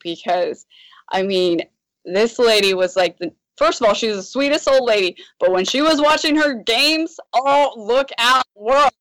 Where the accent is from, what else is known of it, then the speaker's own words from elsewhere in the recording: Washington, United States; I grew up in Washington, so like my family is the Supersonics